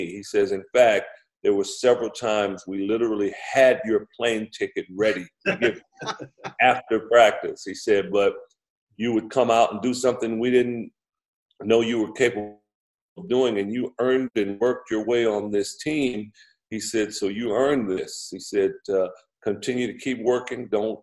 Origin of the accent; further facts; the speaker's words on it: Compton, California, United States; I was raised in Compton, California